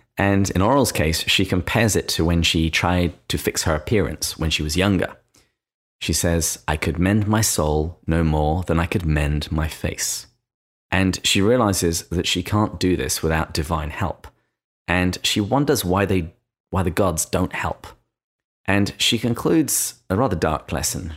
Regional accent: England, United Kingdom; accent: English; in my English accent

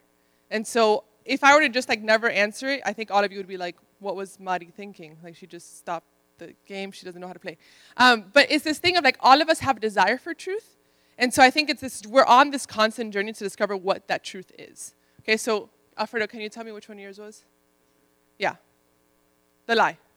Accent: Miami, Florida, United States; moved away; also born or lived in Ohio; I'm Dominican from Miami

